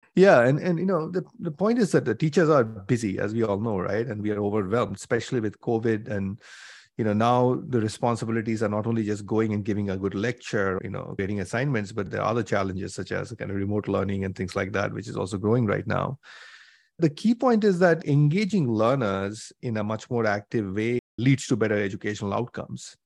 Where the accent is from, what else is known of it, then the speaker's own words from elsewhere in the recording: India; moved away as an adult; also born or lived in Mumbai, India / Cambridge, Massachusetts, United States; I grew up in India, so I did my undergrad from Bombay, at I I T Bombay in mechanical engineering